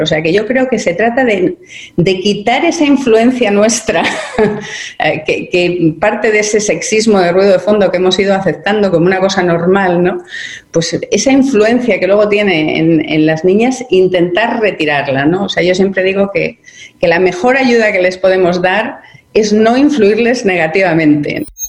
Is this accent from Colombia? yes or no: no; Spain; yo soy española